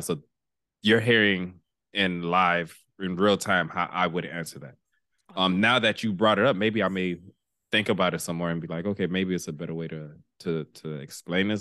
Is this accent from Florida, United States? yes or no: yes; Miami, Florida, United States; we grew up in Miami